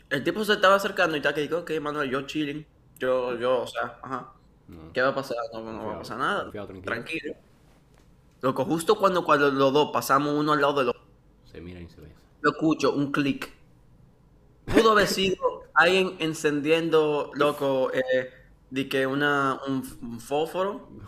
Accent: Dominican Republic; Yo digo, hola, ¿qué es lo que es? Soy dominicano.

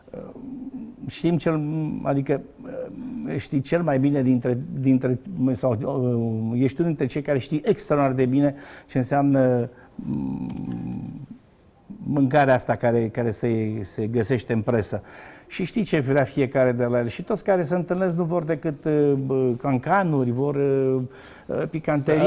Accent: Romania; moved away as an adult; also born or lived in France / United States; eu am plecat în, în ianuarie 89, am plecat definitiv din România

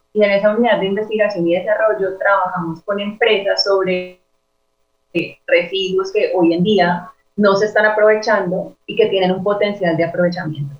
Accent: Cali, Valle del Cauca, Colombia; yo soy eh, de Cali, soy diseñadora industrial

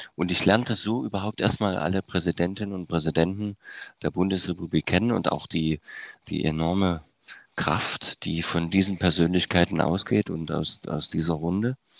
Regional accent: Germany; in der DDR äh, aufgewachsen und sozialisiert

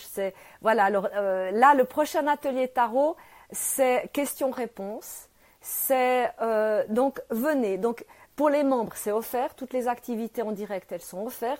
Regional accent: Switzerland; je suis née euh, en Suisse, euh, là, je suis à Genève

